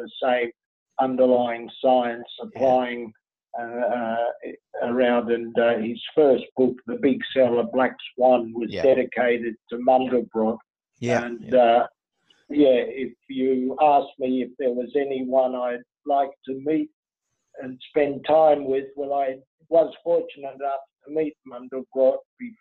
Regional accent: Lebanon; I was born in Lebanon

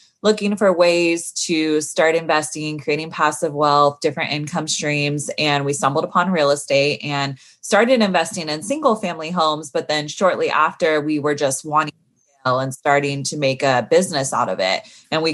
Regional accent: Sacramento, California, United States; moved away as an adult; now in Los Angeles, United States; I grew up in Northern California, up in Sacramento

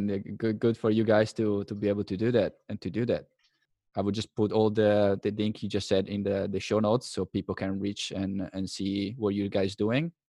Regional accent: Italy; unfortunately, because I'm from Italy, opening a business in Italy, all the bureaucracy is probably just not worth it.

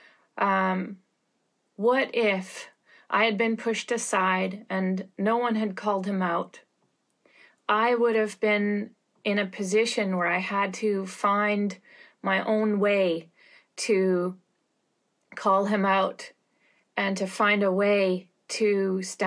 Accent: Canada; I'm Canadian

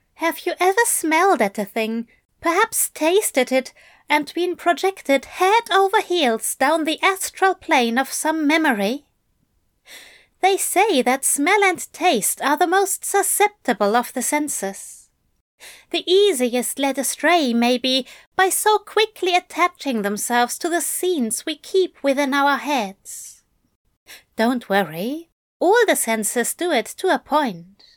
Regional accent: England, United Kingdom; moved away as an adult; I grew up near London

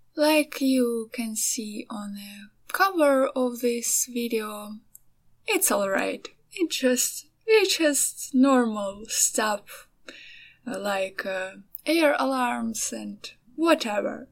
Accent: Ukraine; also born or lived in Kyiv; I'm from Ukraine

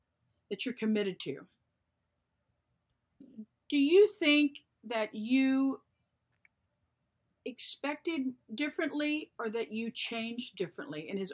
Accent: the South, United States; I was born and raised in the South

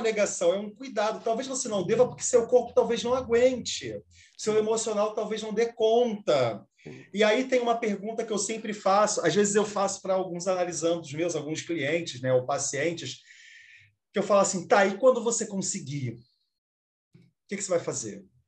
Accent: Brazil; also born or lived in Rio de Janeiro; eu sou brasileiro

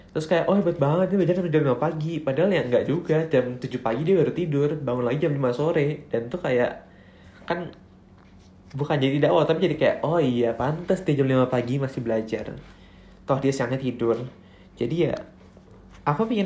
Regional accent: North Sumatra, Indonesia; Terus kalau … itu marga aku, karena aku orang Batak.

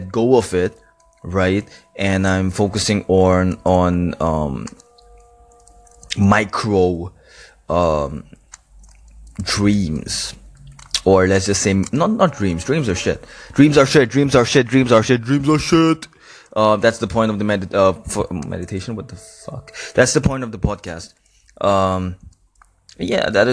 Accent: Karachi, Sindh, Pakistan; Karachi, which is my hometown.

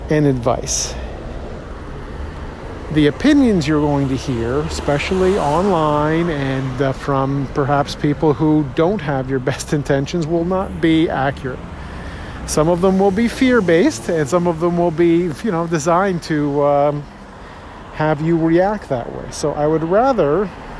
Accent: Toronto, Ontario, Canada; born and raised in Toronto, born in Scarborough, stayed in Toronto my whole life

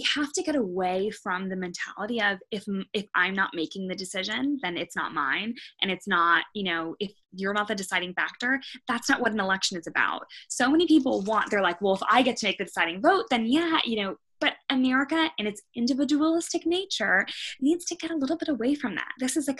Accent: California, United States; moved away as an adult; now in New York, United States; I am originally from California, moved to New York for law school.

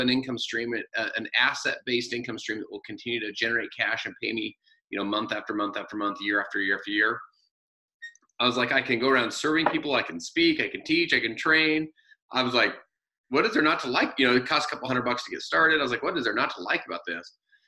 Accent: Salt Lake City, Utah, United States; So I'm from Salt Lake City, Utah, and my wife and I have four kids out here from 15 down to seven.

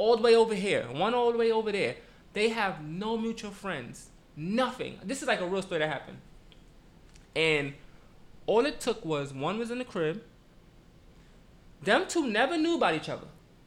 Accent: New York City, New York, United States; moved away as an adult; now in New Jersey, United States; I live in Jersey. Been living in Jersey for about 2 years now. I'm from Brooklyn

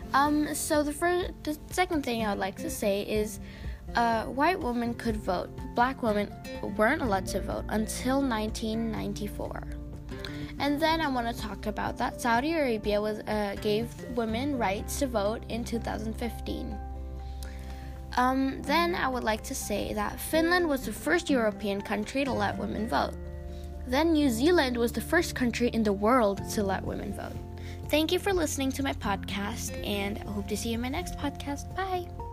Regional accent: India; I come from India

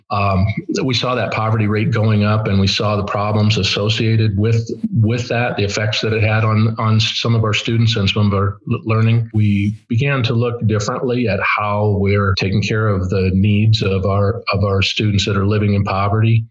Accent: Kewanee, Illinois, United States; I was born and raised in Kewanee

